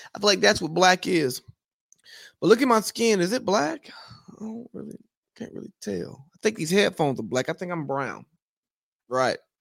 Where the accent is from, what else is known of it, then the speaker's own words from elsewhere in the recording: United States; I am from America